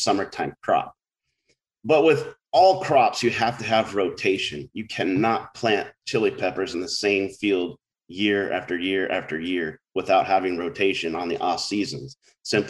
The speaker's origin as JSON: {"language": "English", "area": "Orange County", "region": "California", "country": "United States", "tie": "born or raised there", "also_born_or_lived": "San Luis Obispo", "moved": "as an adult", "said": "as a kid growing up in Orange County"}